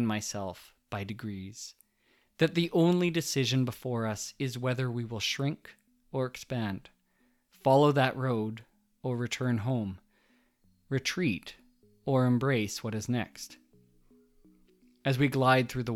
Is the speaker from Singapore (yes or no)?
no; Canada; we're Canadian